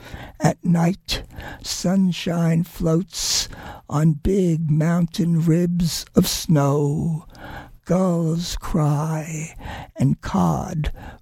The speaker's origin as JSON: {"language": "English", "region": "New York", "country": "United States", "tie": "born or raised there", "also_born_or_lived": "Maine / Mexico", "said": "I grew up in New York without nature, except for Central Park and Riverside Drive Park."}